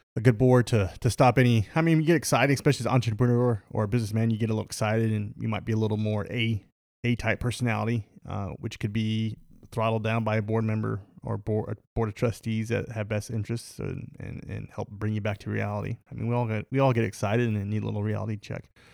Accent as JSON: {"language": "English", "country": "United States", "said": "we're American, the Uni-, the United States of America."}